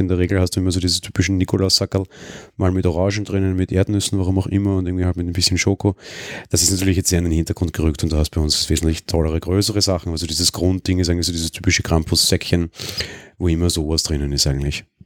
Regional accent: Austria; accent: Austrian; wie man an meiner Stimme oder Sprachlage quasi hört. Bin ich ja Österreicher

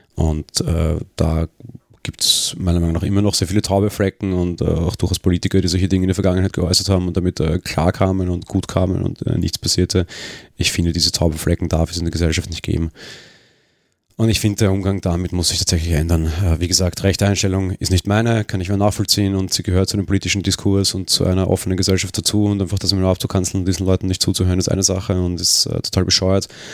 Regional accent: Austria

